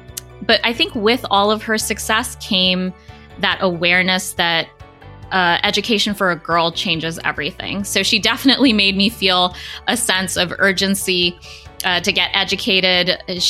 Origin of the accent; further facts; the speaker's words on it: East Coast, United States; also born or lived in New York City / India / Spring, Texas; Yeah, I was born in New York City and grew up across many locations on the East Coast of the United States, as well as in India.